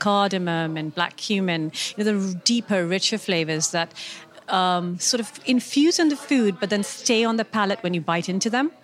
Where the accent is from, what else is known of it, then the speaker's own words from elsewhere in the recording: Karachi, Sindh, Pakistan; moved away as an adult; now in United Kingdom; I grew up in Karachi, in the southern part of Pakistan